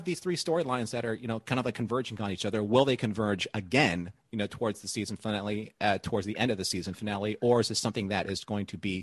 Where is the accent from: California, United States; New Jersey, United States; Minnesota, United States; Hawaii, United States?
Hawaii, United States; I'm from Hawaii too